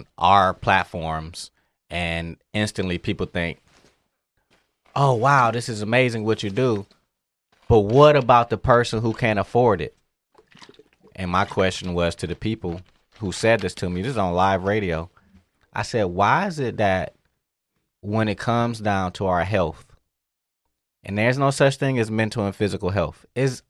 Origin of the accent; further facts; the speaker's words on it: Detroit, Michigan, United States; moved away; also born or lived in Florida; I'm from Detroit